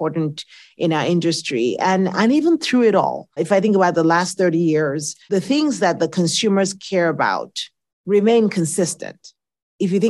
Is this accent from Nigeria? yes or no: yes; Nigeria; accent: Nigerian; now in United States; I was born in the States, but I grew up in Nigeria because my parents are academics